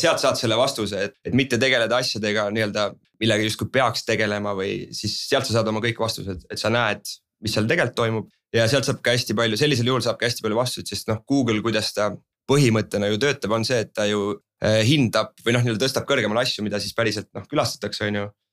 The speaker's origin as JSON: {"language": "Estonian", "country": "Estonia", "said": "me oleme eestlased, on ju ja meil on ikkagi oma, oma mingi teatav estonglish"}